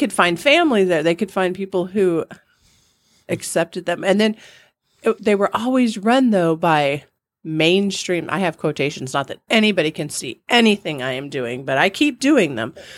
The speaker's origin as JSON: {"language": "English", "region": "California", "country": "United States", "tie": "born or raised there", "moved": "as an adult", "lives_now": "Missouri, United States", "said": "I grew up in California"}